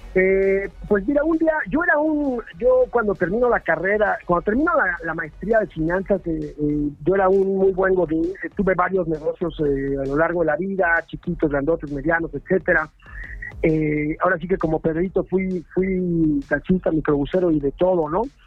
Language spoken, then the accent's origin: Spanish; Mexico City, Mexico; now in Cholula, Mexico; soy chilango de corazón, pero vivo al pie del volcán aquí en Cholula